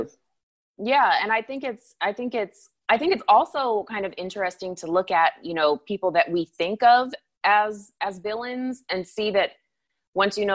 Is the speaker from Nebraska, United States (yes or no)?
no; Anchorage, Alaska, United States; Anchorage is beautiful and I, you know, that's my hometown and I still have family there and that's great.